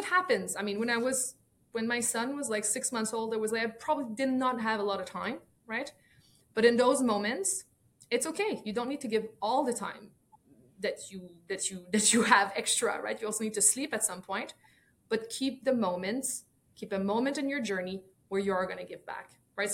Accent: Montreal, Quebec, Canada; first language French; English is a second language; my native language is French. I learned English very early in life, like many Montrealers, right? We're kind of, I guess, brought up with both

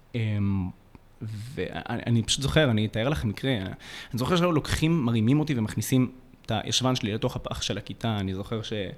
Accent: Jerusalem, Jerusalem District, Israel; במרכז העיר בירושלים, שם גדלתי

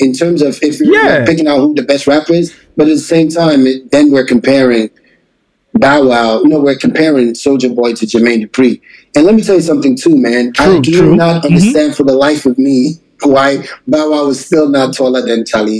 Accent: Ghana; now in Atlanta, United States; I'm listening, like, I came Ghana straight to Atlanta.

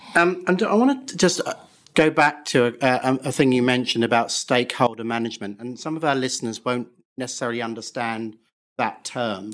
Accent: England, United Kingdom; I say that as an Englishman myself

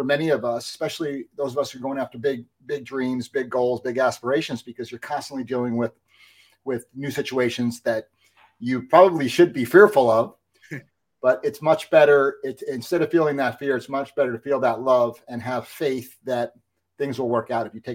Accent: New Jersey, United States; Growing up in New Jersey, I was a baseball player

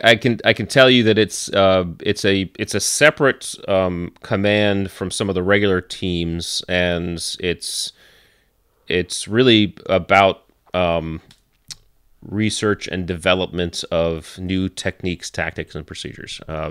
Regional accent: Connecticut, United States; So I grew up in Connecticut

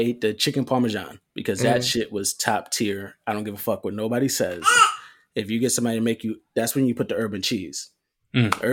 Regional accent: New York, United States; I'm from New York

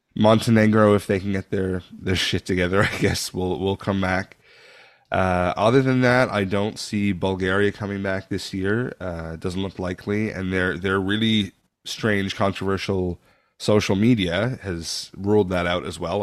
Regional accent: Canada; I'm born Canadian, but I think I have a little German in me

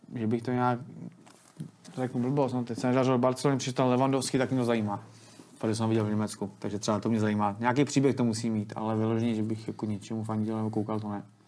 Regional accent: Teplice, Ústí nad Labem Region, Czechia; já jsem z Teplic

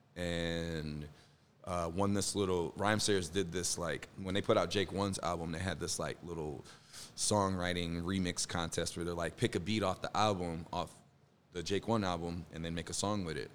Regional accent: Chicago, Illinois, United States; moved away as an adult; now in Minneapolis, United States; I'm from Chicago originally. Um, and I live here in Minneapolis

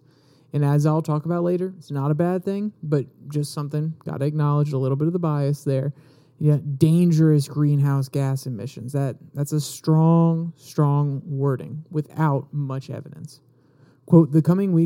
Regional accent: United States; as American citizens

